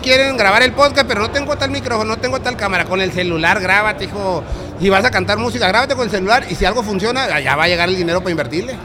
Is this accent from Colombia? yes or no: no; Mexico City, Mexico; now in Tijuana, Mexico; Yo nací en Tepito